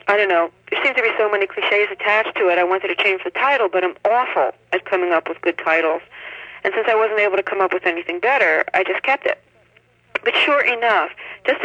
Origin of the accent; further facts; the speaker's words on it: New York City, New York, United States; moved away; I grew up in New York City